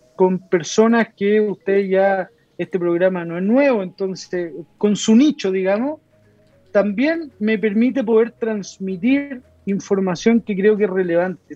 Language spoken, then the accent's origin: Spanish; Lo Prado, Santiago Metropolitan Region, Chile; also born or lived in San Javier, Maule Region; me crié, nací en San Javier, en la comuna de San Javier, que está en la séptima región de Chile. Me crié en Loprado toda mi vida.